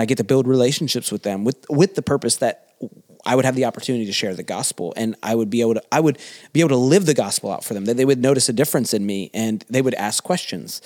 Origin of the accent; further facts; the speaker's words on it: the South, United States; moved away; I came from the South